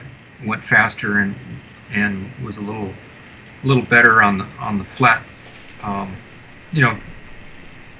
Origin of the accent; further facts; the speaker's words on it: Hawaii, United States; also born or lived in Huntington Beach, California / Manila, Philippines; we moved from the Philippines to Hawaii in 69.